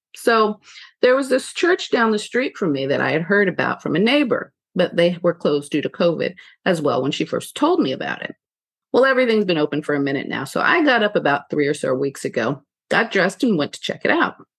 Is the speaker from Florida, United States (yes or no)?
no; California, United States; moved away; I'm originally from California